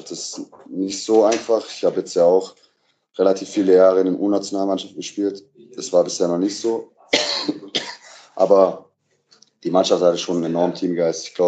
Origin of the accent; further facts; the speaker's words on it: Baden-Württemberg, Germany; now in Berlin, Germany; habe meine Reha in meiner Heimat gemacht, also in Nähe von Stuttgart